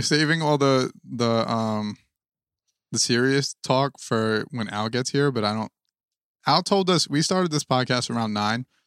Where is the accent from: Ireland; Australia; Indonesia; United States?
United States; New Jersey; we are from Jersey